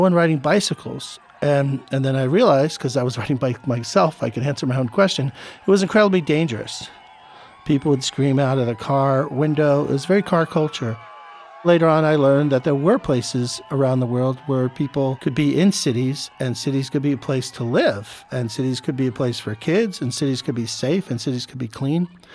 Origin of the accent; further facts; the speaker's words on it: New York City, New York, United States; I was born in New York City. I was in Queens. I was in the Bronx, never really in Brooklyn, never in Staten Island, but mostly, yeah, Manhattan.